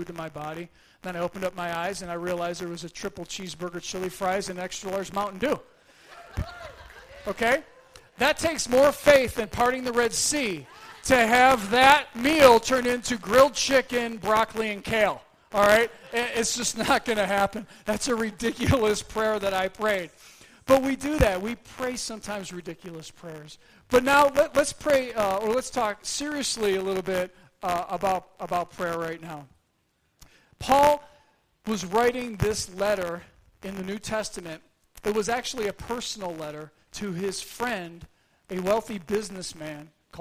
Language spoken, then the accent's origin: English; Buffalo, New York, United States; moved away; I hail from Buffalo, New York.